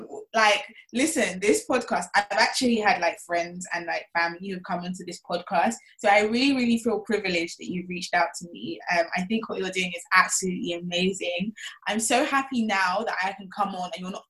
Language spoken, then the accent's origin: English; London, United Kingdom; I'm from Brixton, South London. Born and raised in Brixton, grew up in Brixton.